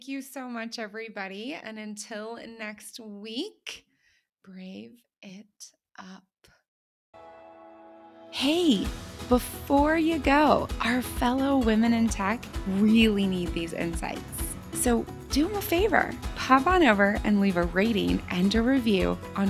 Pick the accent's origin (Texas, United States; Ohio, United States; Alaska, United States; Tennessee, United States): Ohio, United States; moved away; I was born in Ohio. I was educated as an American